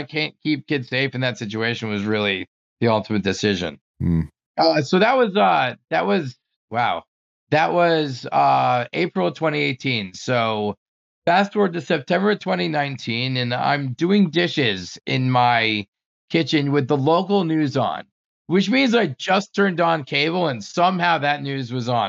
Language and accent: English; New Jersey, United States; moved away as an adult; also born or lived in Maryland; I grew up in New Jersey